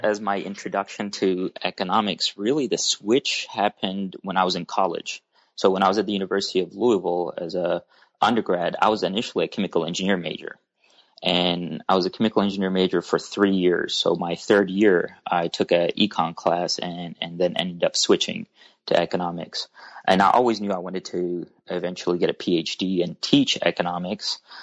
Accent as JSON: {"language": "English", "country": "Oman", "moved": "yes", "lives_now": "Kentucky, United States", "said": "I'm originally from Oman"}